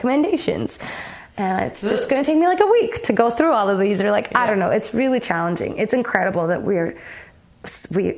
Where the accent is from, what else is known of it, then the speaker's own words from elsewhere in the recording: Toronto, Ontario, Canada; I grew up in Toronto.